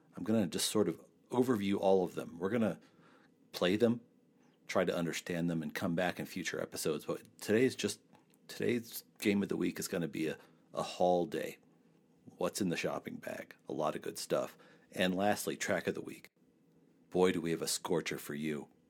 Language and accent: English; Trinidad, Colorado, United States; my hometown of Trinidad, Colorado